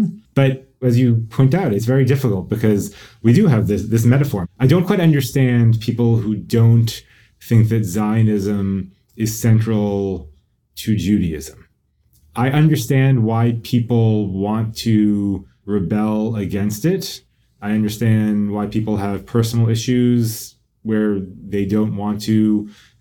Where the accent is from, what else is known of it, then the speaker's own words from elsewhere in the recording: United States; we American Jews